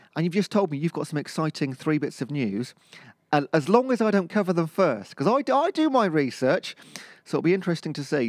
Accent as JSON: {"language": "English", "town": "Cheltenham", "region": "South West England", "country": "United Kingdom", "said": "I'm from Cheltenham. That's the posh bit of Gloucestershire in that area."}